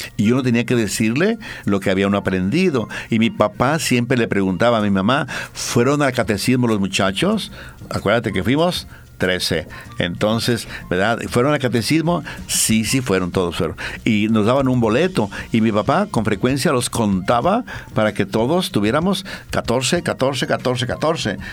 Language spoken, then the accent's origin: Spanish; Mexico; now in Bolivia; yo mexicano